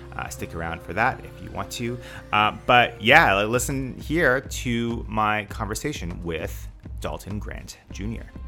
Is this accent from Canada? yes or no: yes; Canada; also born or lived in Armenia; now in Beijing, China; I'm Canadian